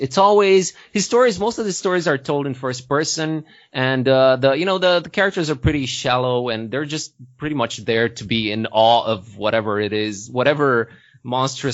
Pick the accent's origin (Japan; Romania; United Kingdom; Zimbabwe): Romania; Târgu Mureș, Mureș County; now in Sighișoara, Romania; Târgu Mureș, from my hometown